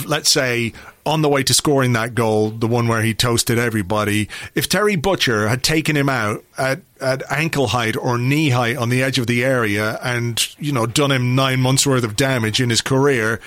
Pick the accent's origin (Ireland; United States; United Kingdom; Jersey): Ireland; as an Irish lad